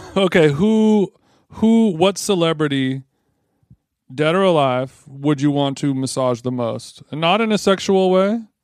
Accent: Huntington Beach, California, United States; the library that I grew up in Huntington Beach, the Huntington Beach Library

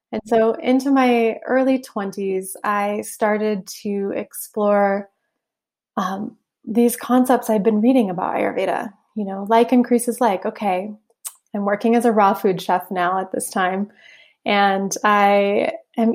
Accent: Southeast Alaska, United States; I grew up in Southeast Alaska on a little island

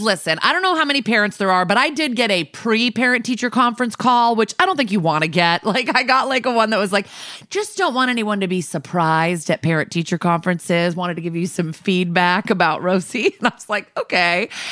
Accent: New Canaan, Connecticut, United States; now in New York, United States; where my hometown is. I'm not being secretive, it's New Canaan, Connecticut

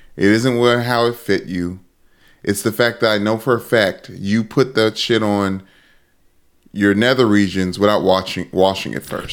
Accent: Sumter, South Carolina, United States; moved away; also born or lived in Kentucky; I went to Murray State in Kentucky, went to Crestwood in South Carolina before that, v, in, in Sumter, South Carolina, where my dad coaches high school football.

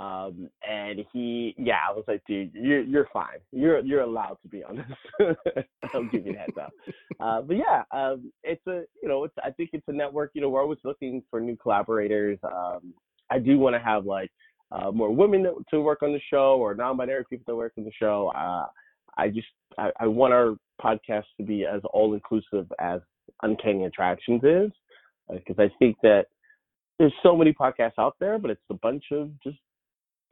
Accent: the South, United States; I'm from the South, and my family's very religious. I came out when I was 14, so 20 years ago now, in the South

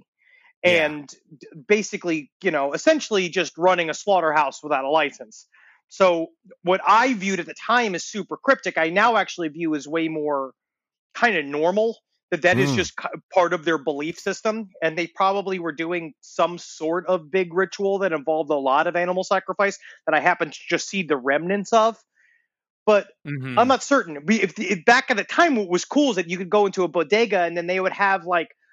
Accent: New York City, New York, United States; when I was growing up in Queens, we had an influx of the Haitian population

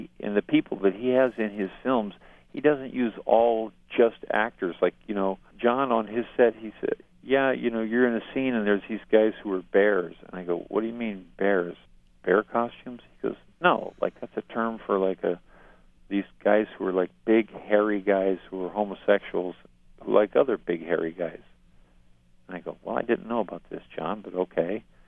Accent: Stockton, California, United States; my hometown Stockton

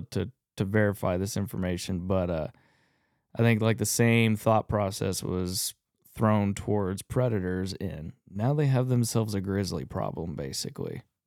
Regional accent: Texas, United States; I grew up in Texas, rifle hunting

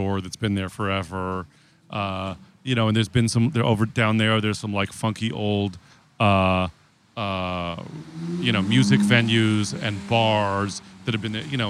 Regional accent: San Francisco, California, United States; you're growing up in San Francisco, for private school, I went to private high school

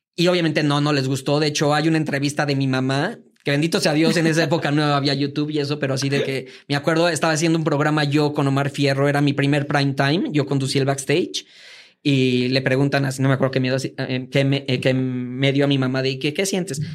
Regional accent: Veracruz, Mexico; moved away as an adult; also born or lived in Mozambique; now in Mexico City, Mexico; nací aquí en la Ciudad de México, pero realmente me asumo como veracruzano. Yo viví en Veracruz desde los 5 años hasta los 22

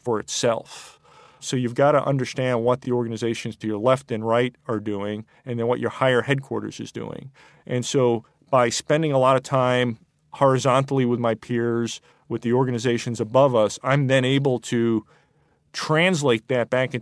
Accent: New York, United States; moved away as an adult; I'm originally from New York.

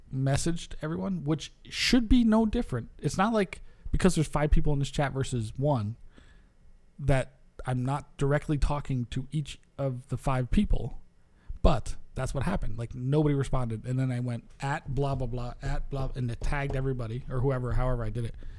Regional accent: New York, United States; moved away; I come from New York, where people are goddamn super hyped on that shit

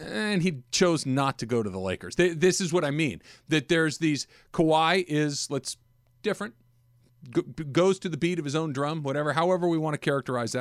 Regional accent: Los Angeles, California, United States; I grew up in Los Angeles

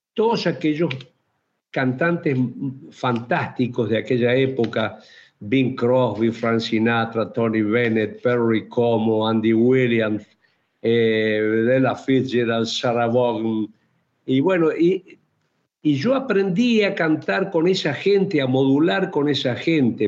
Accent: Chaco, Argentina; yo soy chaqueño

